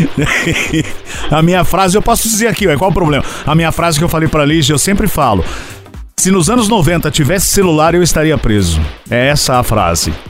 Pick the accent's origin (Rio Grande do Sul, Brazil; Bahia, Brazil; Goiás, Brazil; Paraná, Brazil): Paraná, Brazil; Santa Amélia; moved away; Minha querida Paraná, que eu nasci em Santa Amélia, aí no Paraná